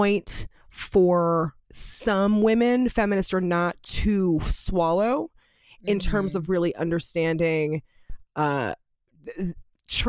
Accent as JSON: {"language": "English", "town": "Los Angeles", "region": "California", "country": "United States", "tie": "born or raised there", "said": "living and growing up in Los Angeles, California"}